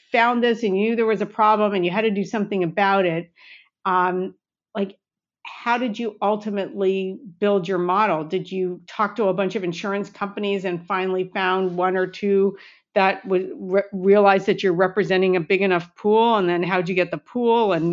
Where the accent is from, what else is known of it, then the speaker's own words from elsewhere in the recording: Denmark; moved away as an adult; also born or lived in Beijing, China / Shanghai, China / Hong Kong; now in Singapore; I'm from Denmark originally, so I've spent the first part of my